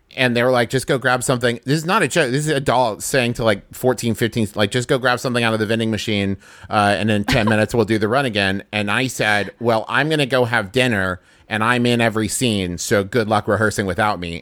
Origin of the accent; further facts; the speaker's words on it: Huntington, West Virginia, United States; I grew up in Huntington, West Virginia